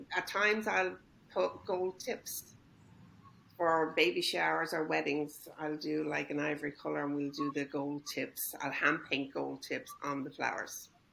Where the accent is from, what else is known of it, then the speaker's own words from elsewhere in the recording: Ireland; moved away as an adult; now in Costa Mesa, United States; I'm originally from Ireland. I've lived here in uh-huh. Costa Mesa for over thirty years